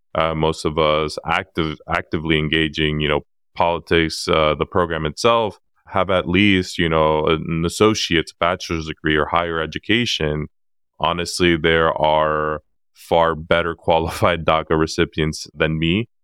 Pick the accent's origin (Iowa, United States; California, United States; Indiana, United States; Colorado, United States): California, United States; San Diego; also born or lived in Acapulco, Guerrero, Mexico; I'm originally from Acapulco Guerrero, Mexico, born in ninety-four